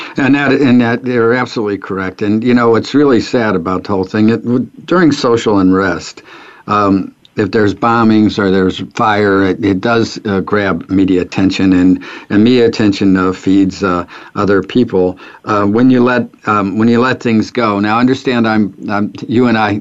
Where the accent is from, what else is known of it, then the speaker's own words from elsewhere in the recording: St. Louis, Missouri, United States; also born or lived in Ferguson, Missouri; I grew up in North St. Louis, which was uh, at that time uh, it was uh, it was ghetto area, and then um, my family moved from North St. Louis to Ferguson